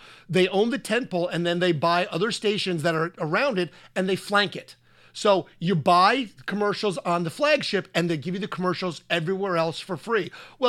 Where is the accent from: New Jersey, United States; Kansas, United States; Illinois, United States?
New Jersey, United States; You know, I went and saw a lot of concerts being that close to New York City.